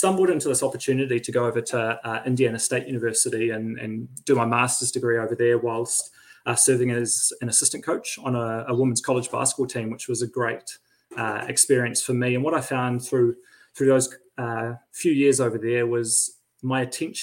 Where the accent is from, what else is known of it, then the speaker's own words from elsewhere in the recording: Christchurch, Canterbury, New Zealand; moved away as an adult; also born or lived in Wellington; now in Riverhead, New Zealand; We're both from Christchurch.